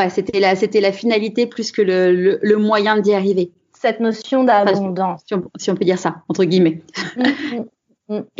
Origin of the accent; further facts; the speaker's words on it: Aubervilliers, Île-de-France, France; Alors, je suis née à Aubervilliers, en Seine-Saint-Denis.